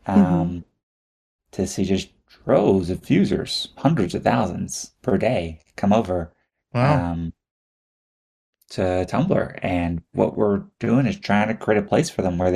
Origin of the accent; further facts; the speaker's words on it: Houston, Texas, United States; I was born and raised in Houston, Texas